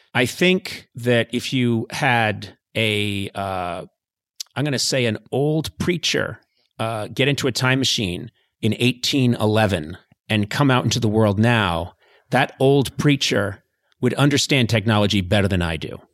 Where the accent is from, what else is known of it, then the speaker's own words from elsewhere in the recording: Boston, Massachusetts, United States; I grew up in Boston